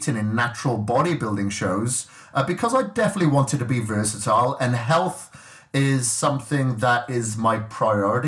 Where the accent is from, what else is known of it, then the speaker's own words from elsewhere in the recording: Wales, United Kingdom; I grew up in Wales and I grew up on a farm